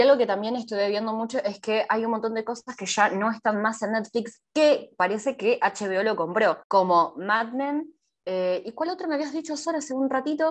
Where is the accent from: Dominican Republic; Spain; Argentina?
Argentina; nosotros somos de Argentina